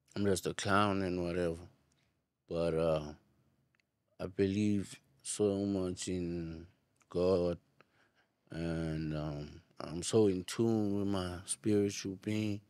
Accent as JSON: {"language": "English", "country": "South Africa", "said": "I'm from South Africa"}